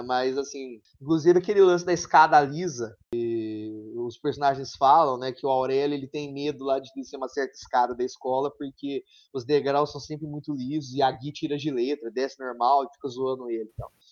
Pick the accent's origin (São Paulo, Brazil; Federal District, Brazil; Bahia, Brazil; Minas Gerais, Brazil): São Paulo, Brazil; São João da Boa Vista; accent: mineiro; eu sou de uma região de São Paulo que é quase Minas